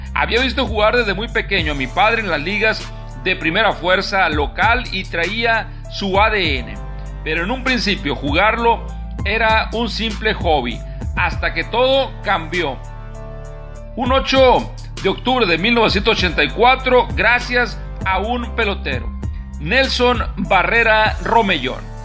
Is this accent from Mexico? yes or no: yes; Culiacán, Sinaloa, Mexico; ese equipo de mi tierra